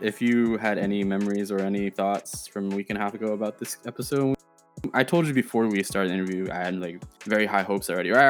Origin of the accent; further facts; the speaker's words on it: United States; accent: American; first language Chinese; English is a second language; sometimes my accent shows that I'm American.